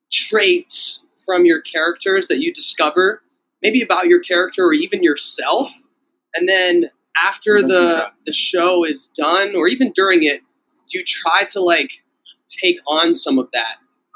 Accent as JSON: {"language": "English", "town": "Youngstown", "region": "Ohio", "country": "United States", "said": "I'm from Youngstown."}